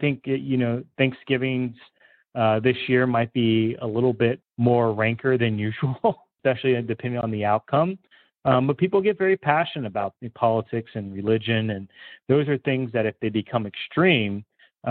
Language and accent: English; Polk County, Florida, United States; I was raised in Polk County.